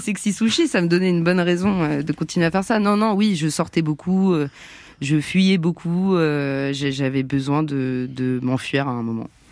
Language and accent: French; Montrouge, Île-de-France, France; On a grandi ensemble à Montrouge